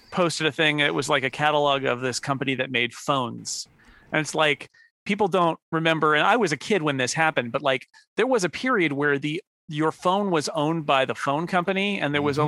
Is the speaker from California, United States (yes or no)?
yes; Northern California, United States; California definitely California native, but um not the kind that you'd expect. Um, and so even though I was from Northern California